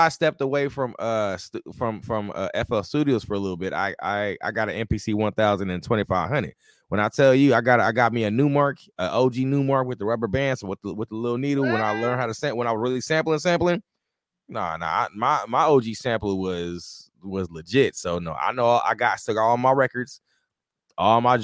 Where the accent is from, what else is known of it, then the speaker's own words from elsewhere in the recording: Rialto, California, United States; also born or lived in South Central, Los Angeles, California; I'm from the West Coast. I'm from Rialto, California